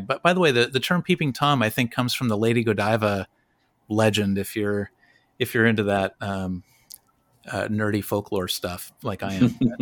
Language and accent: English; Los Angeles, California, United States; I grew up in Los Angeles